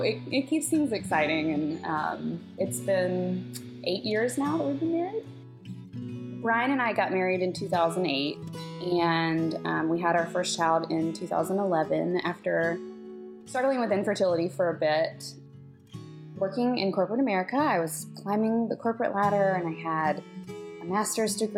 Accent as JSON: {"language": "English", "town": "Pensacola", "region": "Florida", "country": "United States", "tie": "born or raised there", "moved": "yes", "said": "I was born and raised in Pensacola, Florida"}